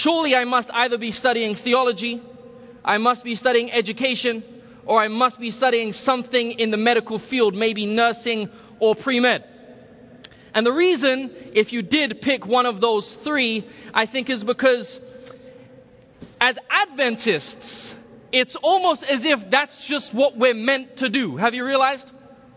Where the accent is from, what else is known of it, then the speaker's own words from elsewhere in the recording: London, United Kingdom; moved away as an adult; also born or lived in Republic of Ireland; now in California, United States; I was born in the Republic of Ireland, grew up in London, England